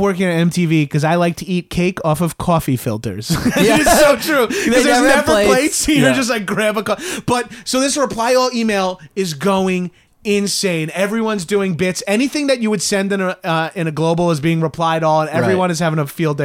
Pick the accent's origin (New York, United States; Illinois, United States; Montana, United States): New York, United States; Long Island; I'm from Long Island